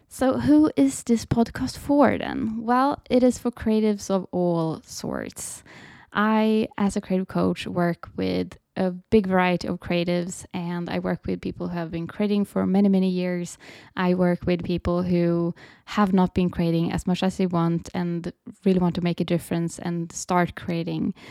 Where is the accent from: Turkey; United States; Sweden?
Sweden; I am from Sweden, so I live in Sweden